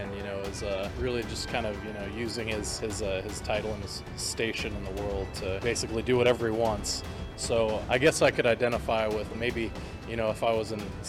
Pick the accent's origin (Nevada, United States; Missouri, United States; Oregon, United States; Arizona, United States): Nevada, United States; Las Vegas; moved away as an adult; also born or lived in Spokane, Washington; now in Washington, D.C., United States; I'm born and raised in Las Vegas